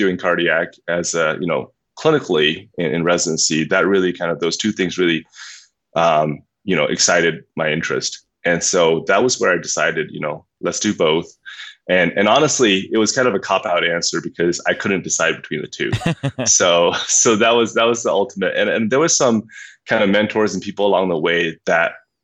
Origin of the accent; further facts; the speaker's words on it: Myanmar; moved away; I grew up in Burma, and I grew up as the son of physicians.